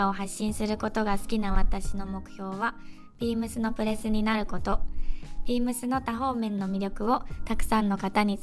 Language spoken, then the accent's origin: Japanese; Kansai, Japan; moved away as an adult; now in Tokyo, Japan; 関西で生まれ育ち実家を出たことがありませんでしたが去年の9月に梅田から池袋店への移動を機に東京で1人暮らしを始めました